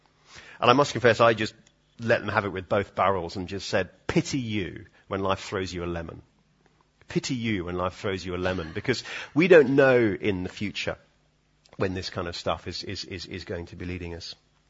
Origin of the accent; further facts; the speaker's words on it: Edinburgh, Scotland, United Kingdom; I know it's sort of stiff upper lip and, you know, we're sort of from Edinburgh. We don't really talk about emotions and that sort of thing, do we?